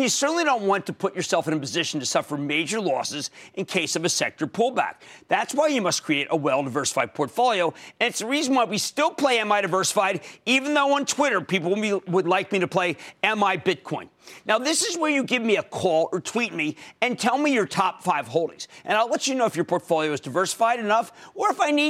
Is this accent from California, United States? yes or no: no; Pennsylvania, United States; my home state of Pennsylvania